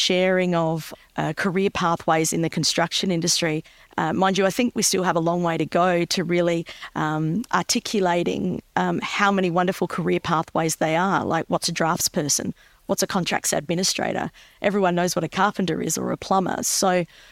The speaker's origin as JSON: {"language": "English", "town": "Adelaide", "region": "South Australia", "country": "Australia", "tie": "born or raised there", "moved": "as an adult", "said": "I've relocated back to my hometown of Adelaide"}